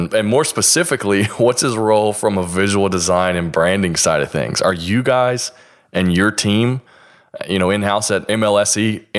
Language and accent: English; the South, United States; Because I'm from the South, obviously.